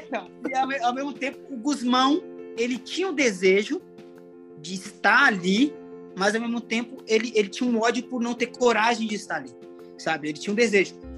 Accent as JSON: {"language": "Portuguese", "town": "Fortaleza", "region": "Ceará", "country": "Brazil", "moved": "yes", "said": "lá em Fortaleza, na minha terra."}